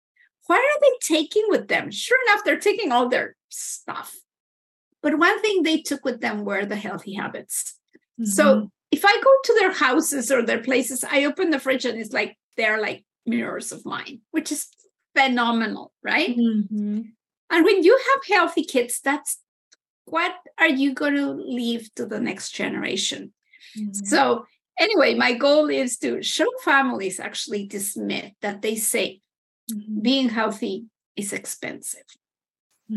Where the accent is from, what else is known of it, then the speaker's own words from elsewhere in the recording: Mexico; now in Canada; I'm originally from Mexico